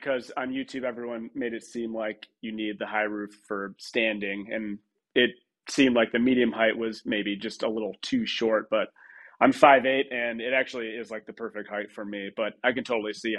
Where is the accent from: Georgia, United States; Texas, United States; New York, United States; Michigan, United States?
Michigan, United States; Troy; Grew up in Michigan, Troy, Michigan